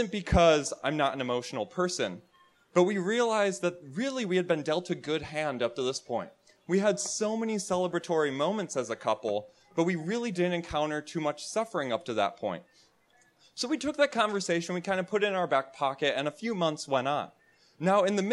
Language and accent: English; Wisconsin, United States; moved away; I'm from Wisconsin originally